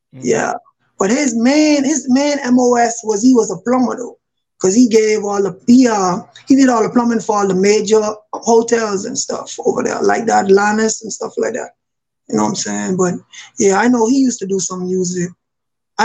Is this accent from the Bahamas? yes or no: yes; Nassau, New Providence, Bahamas; now in Newport News, United States; I am originally from Nassau, Bahamas, but I reside in Virginia. I stay in the Newport News area.